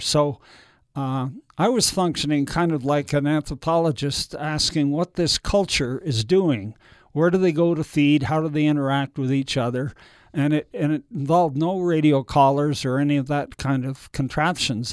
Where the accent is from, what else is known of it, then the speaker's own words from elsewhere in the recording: Canada; moved away; Being Canadian, I thought I might move back there